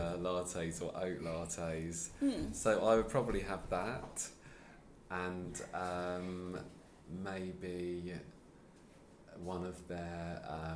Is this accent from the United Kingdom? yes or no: yes; Sussex, South East England, United Kingdom; also born or lived in London; now in Wolverhampton, United Kingdom; I used to live in London, so I'm originally from Sussex